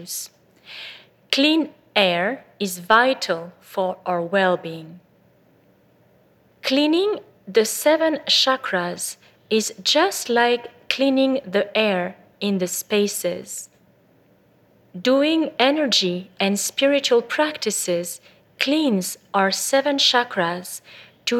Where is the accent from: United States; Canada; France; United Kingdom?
France; also born or lived in Bordeaux; I was born in France to a family of doctors